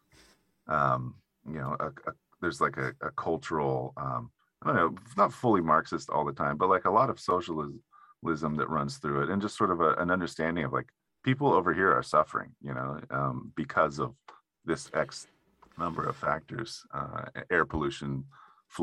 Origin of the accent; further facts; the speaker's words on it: Humboldt County, near Eureka, California, United States; moved away as an adult; now in San Francisco, United States; in my town up in Eureka, or near where I grew up in Humboldt County